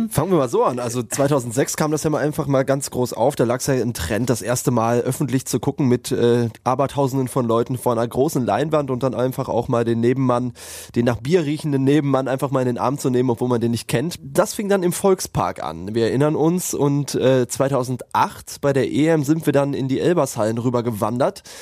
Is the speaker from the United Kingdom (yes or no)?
yes; England, United Kingdom; German is a second language; now in Germany; Ich, ich komme aus England doch. 1990, wir haben gegen Deutschland verloren.